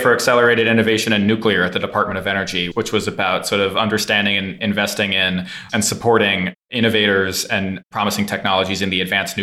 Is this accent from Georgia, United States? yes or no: no; San Francisco, California, United States; also born or lived in Midwest; I was raised first in the Midwest and then in San Francisco, California